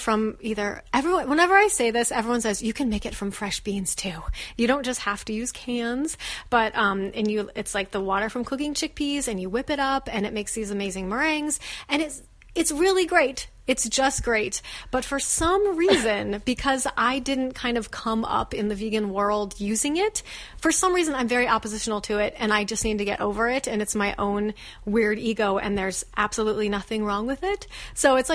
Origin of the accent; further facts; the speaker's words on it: Phoenix, Arizona, United States; I grew up in Phoenix, Arizona, which is not a vegan paradise then or now.